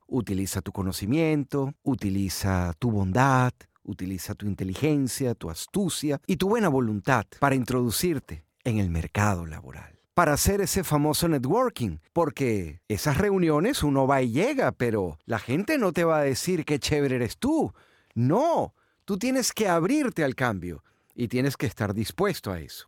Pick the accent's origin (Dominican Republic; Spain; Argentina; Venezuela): Venezuela; moved away as an adult; en mi país, en Venezuela